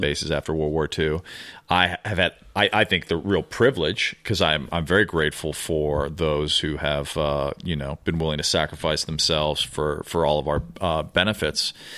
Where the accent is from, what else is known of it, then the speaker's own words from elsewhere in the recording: Chicago, Illinois, United States; moved away as an adult; also born or lived in New York / Venice Beach, California; now in Los Angeles, United States; I grew up in Chicago